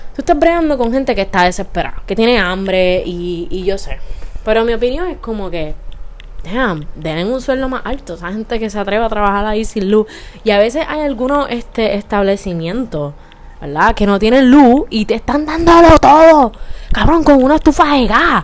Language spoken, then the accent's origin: Spanish; Bayamón, Puerto Rico; yo soy de Bayamón